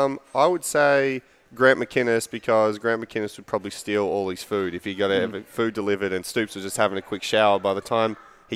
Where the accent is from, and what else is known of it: Perth, Western Australia, Australia; now in Kentucky, United States